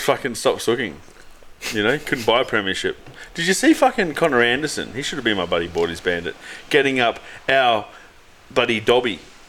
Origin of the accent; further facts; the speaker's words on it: Australia; I'm Aussie, mate.